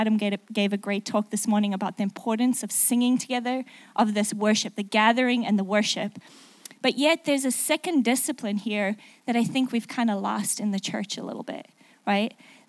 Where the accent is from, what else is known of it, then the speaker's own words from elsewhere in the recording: South Africa; accent: mixed; also born or lived in England; now in United States; So my accent is a little mixed up. If you don't understand something, I'm really sorry about that. I'm actually South African, lived in England for 6 years, and then moved to the middle of America.